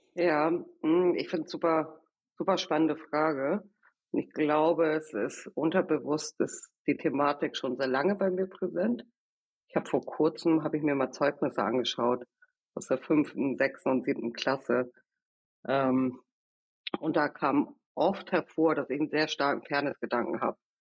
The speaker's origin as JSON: {"language": "German", "town": "Kiel", "region": "Schleswig-Holstein", "country": "Germany", "tie": "born or raised there", "also_born_or_lived": "Venezuela", "accent": "Norddeutsch", "moved": "yes", "lives_now": "Berlin, Germany", "said": "Ich bin in Venezuela aufgewachsen. Mit sieben Jahren sind wir dann, oder als ich sieben Jahre alt war, gemeinsam mit meiner Familie nach Kiel gezogen."}